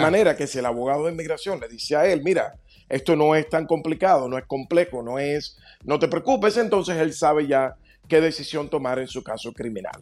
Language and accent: Spanish; Dominican Republic; now in United States; Yo soy dominicano, vine con visa